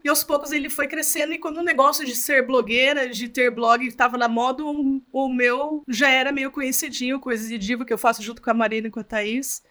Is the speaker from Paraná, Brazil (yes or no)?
yes; Curitiba, Paraná, Brazil; eu sou aqui de Curitiba mesmo